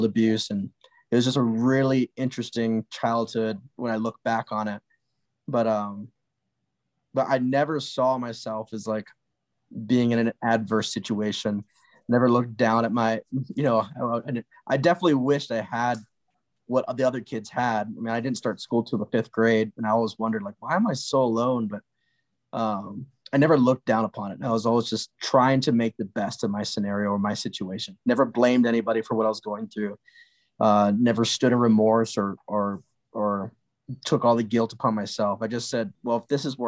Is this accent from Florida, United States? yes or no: no; Honolulu, Hawaii, United States; moved away; also born or lived in Colorado; I was born in Honolulu, Hawaii